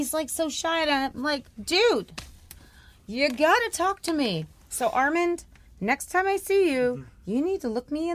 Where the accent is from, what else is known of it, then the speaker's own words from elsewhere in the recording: Rochester, New York, United States; also born or lived in Irondequoit, New York; I grew up in Rochester, in the city, but I also grew up in Irondequoit